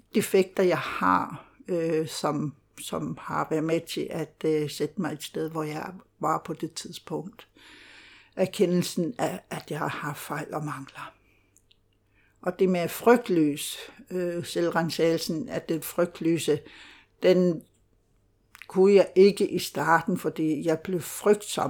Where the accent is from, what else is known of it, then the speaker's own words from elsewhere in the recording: Greenland; Danish is a second language; moved away as an adult; now in Denmark; jeg er født og opvokset i Grønland og flyttede til Danmark, øh, da jeg var 28 år.